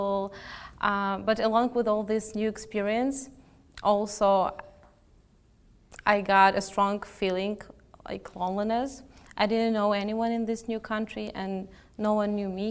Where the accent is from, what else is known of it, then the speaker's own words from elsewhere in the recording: Pavlohrad, Dnipropetrovsk Oblast, Ukraine; moved away as an adult; also born or lived in Kyiv; now in Canada; I grew up in Pavlograd, a cozy town in central east Ukraine